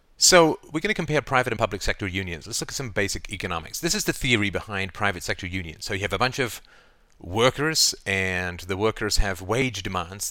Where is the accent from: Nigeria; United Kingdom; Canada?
Canada; I say we as a Canadian